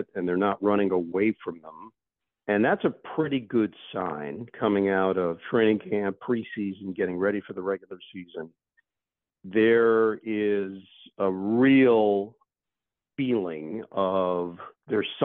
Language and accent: English; New York City, New York, United States; having grown up in New York, I grew up in Queens. I grew up 10 minutes from Shea Stadium